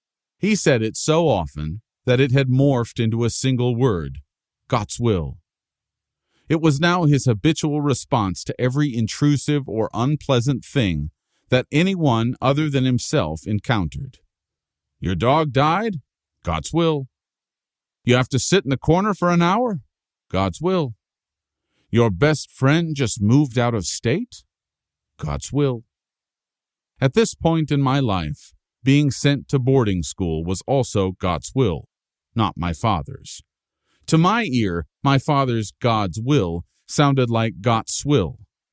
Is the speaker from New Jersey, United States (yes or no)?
yes; Paterson, New Jersey, United States; I had the plane pick up and carry my hometown of Patterson to an Iowa cornfield so it could be the second largest city in that state, a step up from third place in New Jersey.